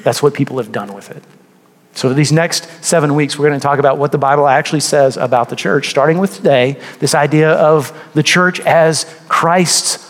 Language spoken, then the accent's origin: English; Texas, United States; I grew up in a part of Texas that was heavily Catholic.